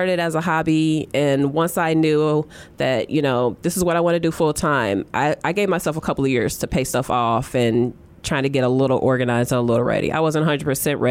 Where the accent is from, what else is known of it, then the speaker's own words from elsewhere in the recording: East Chicago, Indiana, United States; I grew up in East Chicago, Indiana, which is Northwest Indiana